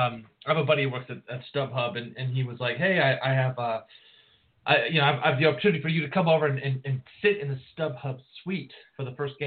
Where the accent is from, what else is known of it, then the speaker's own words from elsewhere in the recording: California, United States; I grew up right near Angel Stadium